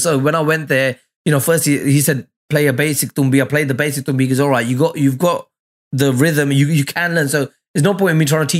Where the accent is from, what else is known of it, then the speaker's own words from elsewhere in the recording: Mullapur, Punjab, India; I said, mate, I'm from Mullapur. How lucky was that?